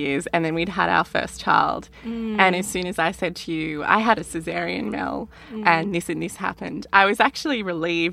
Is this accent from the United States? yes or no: no; Australia; accent: Australian; our Australian accents